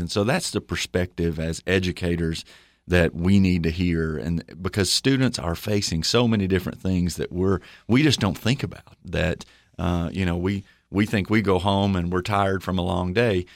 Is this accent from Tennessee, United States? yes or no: yes; Livingston, Tennessee, United States; I grew up in Livingston, Tennessee